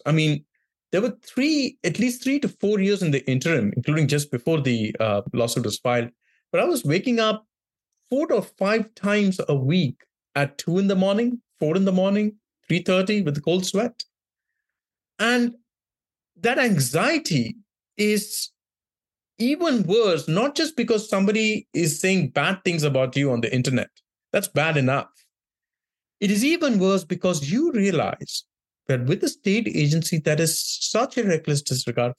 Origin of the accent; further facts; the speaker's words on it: Mumbai, Maharashtra, India; also born or lived in rural India; now in California, United States; I grew up in Bombay and different parts of India, including rural India, for 3 to 4 months of every year of my childhood.